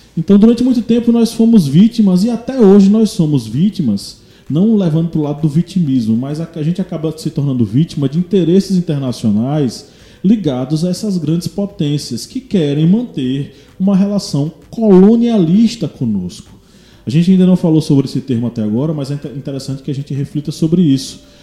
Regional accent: Brazil

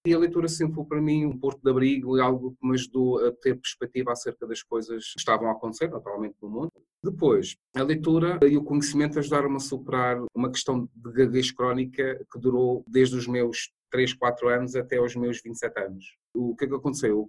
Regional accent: Madeira, Portugal; moved away; Eu sou da Ilha da Madeira.

